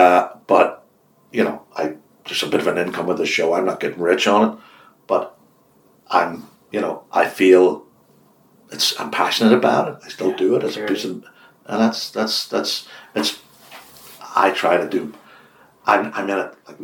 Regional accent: Ireland; the hardest thing for an Irishman, because I am an Irishman, is to accept is a compliment.

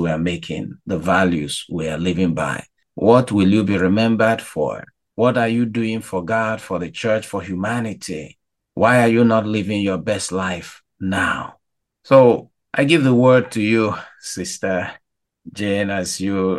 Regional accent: Nigeria; now in Chicago, United States; as a Nigerian

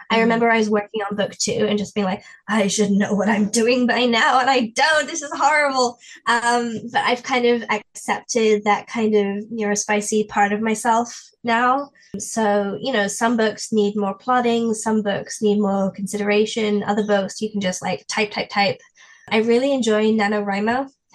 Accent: England, United Kingdom; And as an English person, we don't do that. We don't do that in England. We don't talk to people.

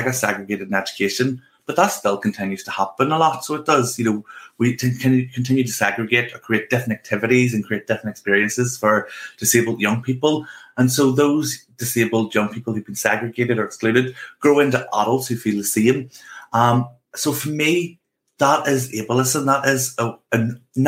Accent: Northern Ireland, United Kingdom; accent: Northern Irish; I grew up in Northern Ireland

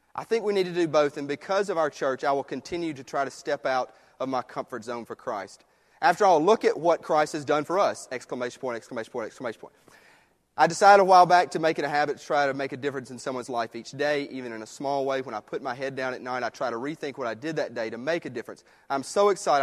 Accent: United States; I love living in this country, being American

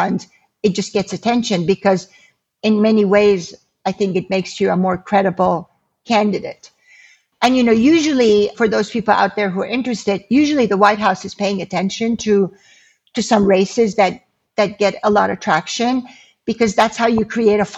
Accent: Iran; also born or lived in California / Oregon; now in United States; when we were growing up in Iran

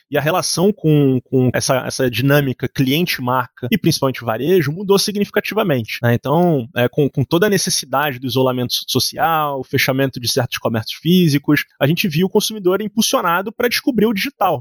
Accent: Rio de Janeiro, Brazil; eu, eu sou carioca

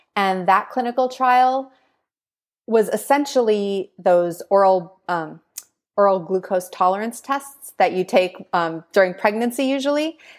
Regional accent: Green Bay, Wisconsin, United States; moved away; I grew up in Green Bay, Wisconsin

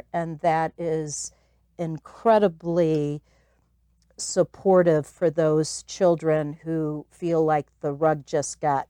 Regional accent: Chicago, Illinois, United States; So I came originally from Chicago to find, I was the founding director of the Christmas Box House.

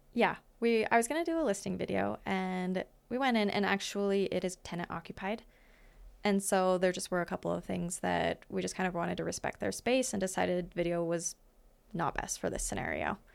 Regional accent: Great Falls, Montana, United States; also born or lived in Fairfield, Montana; I was born in Great Falls, and then my family is from Fairfield, Montana. So, which is a little tiny town, ca, central Montana

